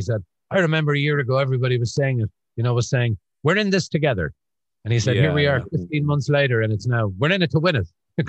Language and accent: English; Cork, Munster, Ireland; moved away as an adult; also born or lived in Dublin / Ballycotton; Blackrock in Cork.